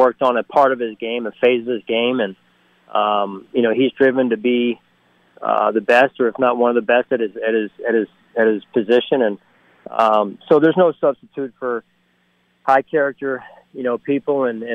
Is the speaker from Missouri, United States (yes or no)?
no; outside of Philadelphia, Pennsylvania, United States; born or raised there; now in Buffalo, United States